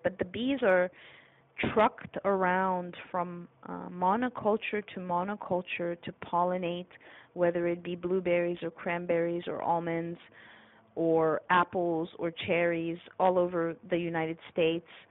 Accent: Canada; moved away; I'm a Canadian. I wasn't raised with this lawsuit mentality.

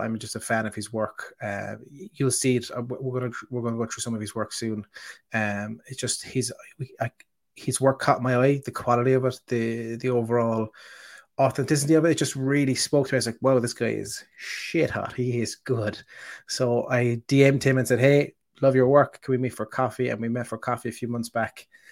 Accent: Ireland; I'm the Irish person

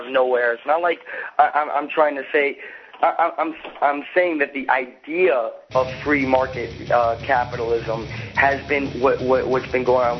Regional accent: the South, United States; I grew up in the South

